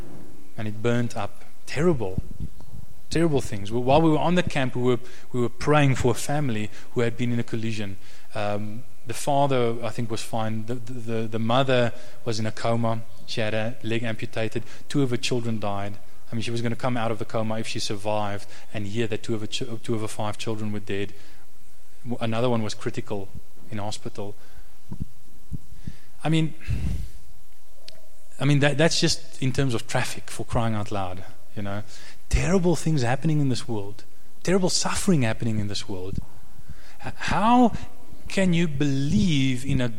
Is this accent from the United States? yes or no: no; South Africa; Even though I'm a South African, I'm not a Jew like Jesus. I'm a South African